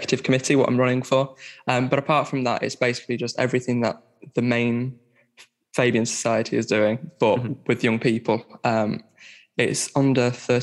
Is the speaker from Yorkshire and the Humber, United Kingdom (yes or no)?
yes; Barnsley, Yorkshire and the Humber, United Kingdom; now in Sheffield, United Kingdom; I'm from Barnsley. I'm living in Sheffield